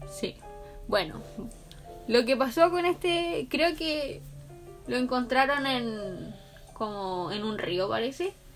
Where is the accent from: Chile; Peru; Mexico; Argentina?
Chile; nosotros como chilenos